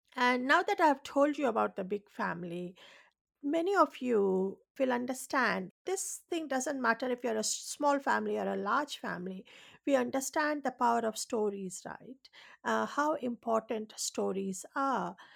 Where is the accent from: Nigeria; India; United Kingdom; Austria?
India; English is a second language; now in Australia; I was born and raised in India, and, um, you know, even in that, uh, I was raised in an island